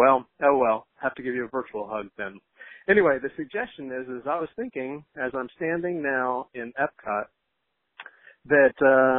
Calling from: Johnson City, Tennessee, United States; from Johnson City, Tennessee, Grumpy Day on the forums, and I'm calling with gratitude

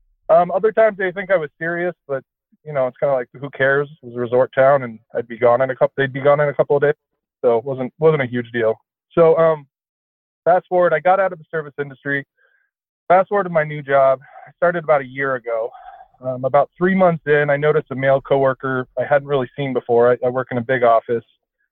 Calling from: Seattle, Washington, United States; I'm 35 years old, and I'm calling from Seattle.

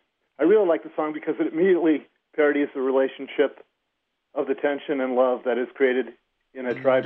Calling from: Wake Forest, North Carolina, United States; Wake Forest, North Carolina.

